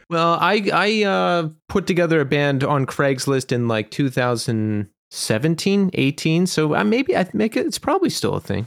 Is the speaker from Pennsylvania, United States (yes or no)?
yes; Bucks County, Pennsylvania, United States; also born or lived in Philadelphia; So I grew up in Bucks County, and then I lived in Philadelphia for a long time.